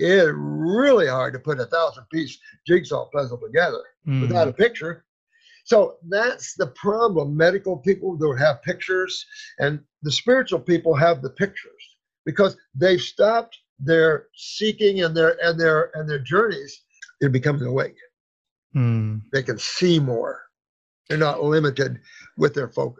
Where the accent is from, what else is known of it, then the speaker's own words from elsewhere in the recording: Indiana, United States; moved away as an adult; also born or lived in Florida; I moved from Indiana to Florida when I was like 19